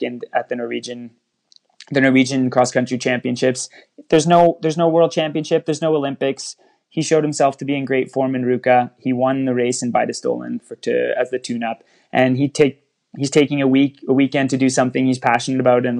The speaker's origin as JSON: {"language": "English", "country": "Canada", "said": "I'm Canadian"}